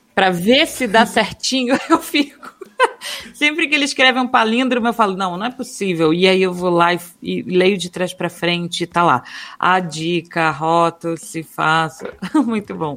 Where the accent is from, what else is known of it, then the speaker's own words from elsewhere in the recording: Minas Gerais, Brazil; accent: carioca; also born or lived in Rio de Janeiro, Brazil / Florianópolis, Brazil; now in São Paulo, Brazil; Criada em Minas, já morei em Florianópolis